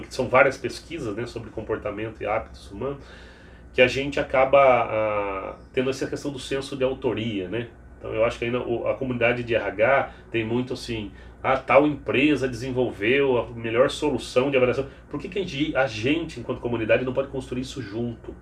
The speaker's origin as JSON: {"language": "Portuguese", "town": "Piracicaba", "region": "São Paulo", "country": "Brazil", "moved": "yes", "said": "Eu sou de Piracicaba"}